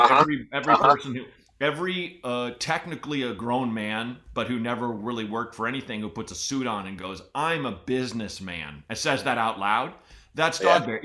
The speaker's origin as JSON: {"language": "English", "region": "Oregon", "country": "United States", "tie": "born or raised there", "said": "growing up in Oregon"}